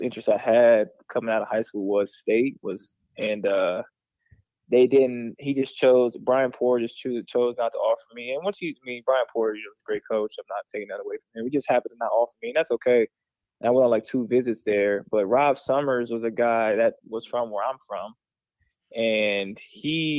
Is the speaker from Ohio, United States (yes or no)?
yes; Columbus, Ohio, United States; also born or lived in Wheeling, West Virginia; I was actually born in Wheeling, West Virginia. I moved when I was 5 years old. I've been in Columbus ever since